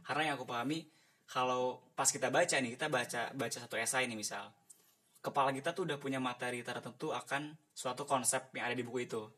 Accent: Bandung, West Java, Indonesia; dari Bandung

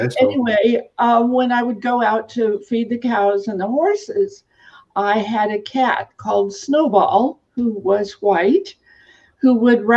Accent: Eastern Oregon, United States; I actually grew up on a farm / ranch in Eastern Oregon

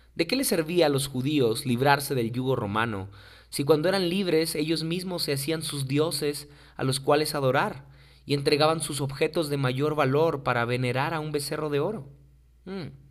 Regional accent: Mexico; muchos mexicanos ni siquiera sabemos

